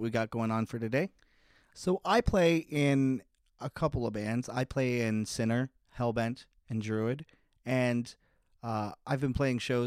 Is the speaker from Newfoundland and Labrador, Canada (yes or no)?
no; St. Catharines, Ontario, Canada; my hometown, St. Catharines, Ontario.